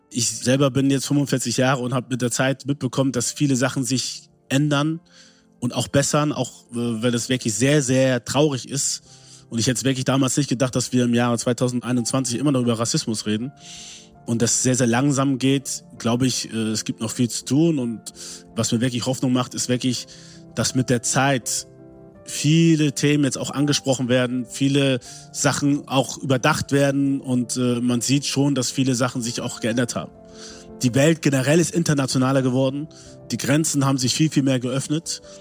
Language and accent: German; Germany; dass ich mich nicht als Deutscher gesehen habe, obwohl ich hier geboren bin, hier aufgewachsen bin, Deutsch die Sprache ist, die ich am besten spreche und verstehe